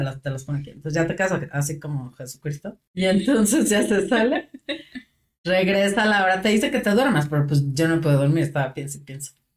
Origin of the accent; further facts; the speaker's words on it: Mexico; los mexicanos somos muy dados a eso